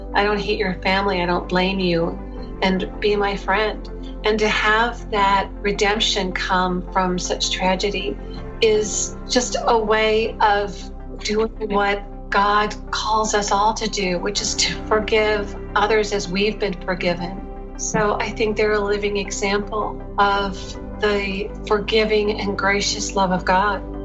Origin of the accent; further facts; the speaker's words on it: Oklahoma City, Oklahoma, United States; I grew up in Oklahoma City